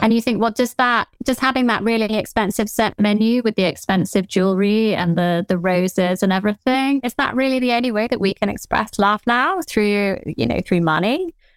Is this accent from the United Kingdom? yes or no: yes; southern England, United Kingdom; accent: Generic Southern; Generic Southern accent.